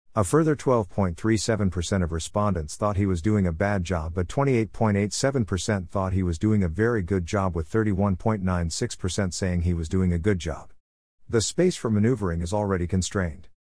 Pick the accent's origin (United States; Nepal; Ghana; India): Ghana; my hometown